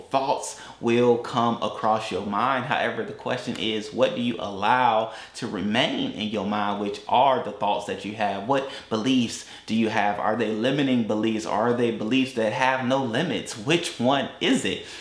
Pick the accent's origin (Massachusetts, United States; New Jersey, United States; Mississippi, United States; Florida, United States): Florida, United States; Tampa; also born or lived in Atlanta; we, we're from Tampa. We live in Tampa. They know that I lived in Atlanta.